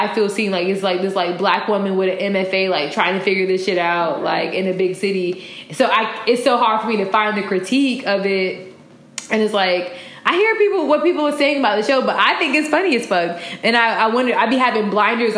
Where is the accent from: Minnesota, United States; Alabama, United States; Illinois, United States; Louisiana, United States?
Illinois, United States; Chicago; also born or lived in Florida; how much Chicagoans appreciate summer